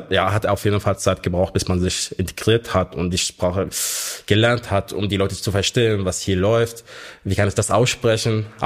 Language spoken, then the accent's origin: German; Kafa Böhm, Hama Governorate, Syria; now in Germany; Ich bin in Syrien, in der Hauptstadt Hama, in einer kleinen Gemeinde, die man auf Deutsch jetzt Kafa Böhm nennt, eine christliche Gemeinde bin ich dort geboren und aufgewachsen